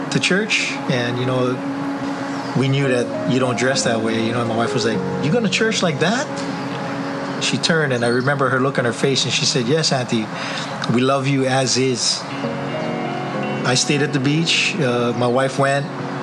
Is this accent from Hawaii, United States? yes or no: yes; Waianae, Hawaii, United States; I was born in Waianae. I was raised with my brother